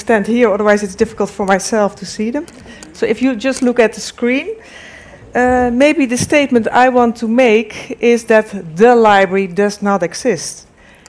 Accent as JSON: {"language": "English", "town": "Delft", "region": "South Holland", "country": "Netherlands", "said": "I'm from the Netherlands, from Delft, where's the Technical University in Delft"}